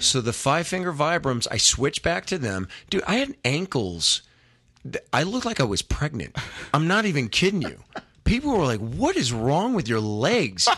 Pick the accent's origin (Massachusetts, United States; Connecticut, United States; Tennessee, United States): Connecticut, United States; Windsor; now in California, United States; my hometown, Windsor, Connecticut